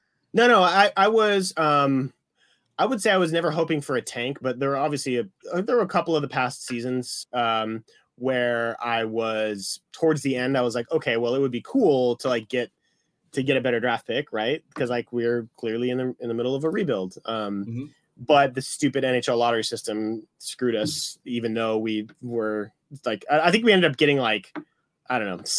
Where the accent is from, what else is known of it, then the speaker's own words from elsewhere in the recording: Santa Barbara, California, United States; also born or lived in Detroit; because the town that I grew up in, Santa Barbara, it's about 100 miles west of LA.